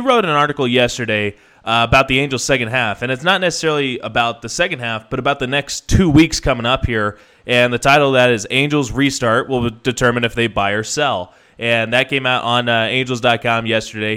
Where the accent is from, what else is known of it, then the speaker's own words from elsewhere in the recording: Inland Empire, Southern California, United States; you're a 909er just like me